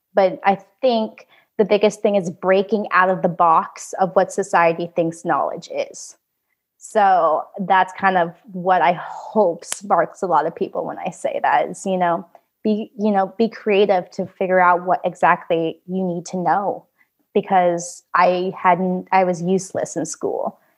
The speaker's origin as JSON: {"language": "English", "country": "Vietnam", "tie": "born there", "said": "that I was born with in Vietnam."}